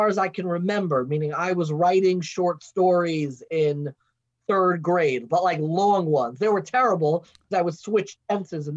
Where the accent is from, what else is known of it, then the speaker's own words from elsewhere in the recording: Long Island, New York, United States; also born or lived in Baltimore; I grew up in Long Island, what's known as the Five Towns